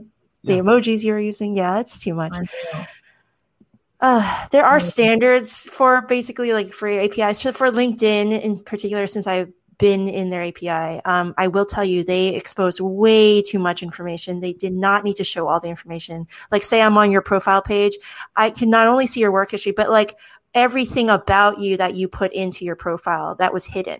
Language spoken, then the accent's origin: English; United States; my status as an American citizen, the best country in the world